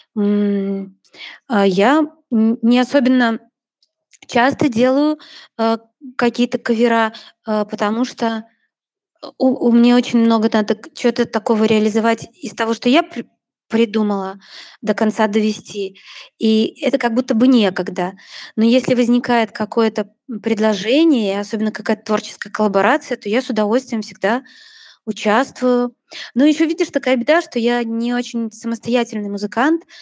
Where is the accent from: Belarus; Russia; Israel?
Belarus; Vitebsk, Vitebsk Region; мы родом из Витебска обе